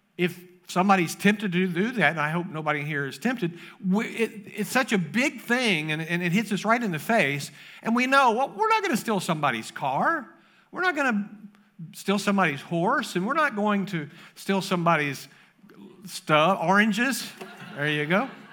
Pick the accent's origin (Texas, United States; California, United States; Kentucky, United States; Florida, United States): Kentucky, United States; moved away; I grew up in Kentucky